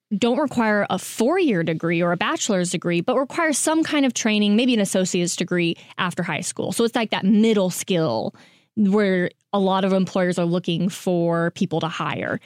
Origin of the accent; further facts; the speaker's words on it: Kansas, United States; moved away; I'm from Kansas